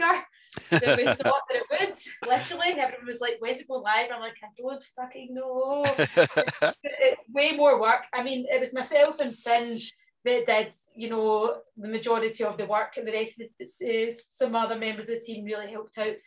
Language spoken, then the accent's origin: English; Scotland, United Kingdom; being Scottish